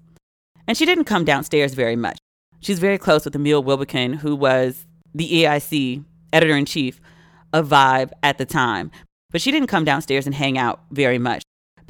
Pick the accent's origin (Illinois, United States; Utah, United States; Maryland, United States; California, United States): Maryland, United States; accent: Maryland; Like I went to New York and the first thing I did was try to get rid of my Merlin accent. I go to the carry out, not the curry out.